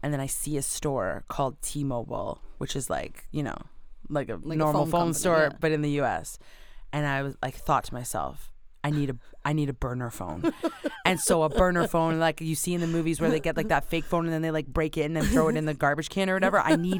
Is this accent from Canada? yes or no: yes; Canada; I don't know where I am. I am from Canada.